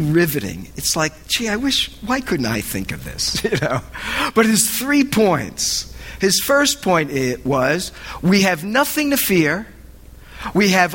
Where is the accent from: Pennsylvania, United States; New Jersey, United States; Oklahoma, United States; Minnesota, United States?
New Jersey, United States; I'm from Jersey